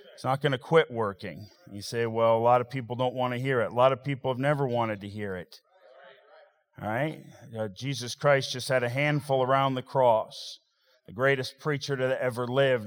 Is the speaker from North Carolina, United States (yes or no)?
no; Montana, United States; I come from Montana